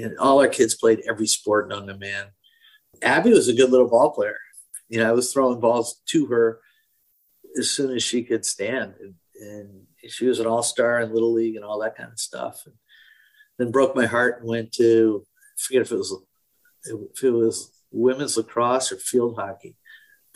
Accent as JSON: {"language": "English", "region": "Connecticut", "country": "United States", "tie": "born or raised there", "also_born_or_lived": "Ohio / Massachusetts", "said": "I grew up here. I grew up in Connecticut"}